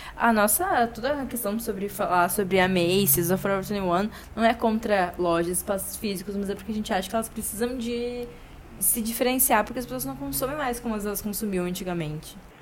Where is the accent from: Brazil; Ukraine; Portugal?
Brazil; Porto Alegre, Rio Grande do Sul; accent: gaúcho; ele fica muito chocado com o nosso sotaque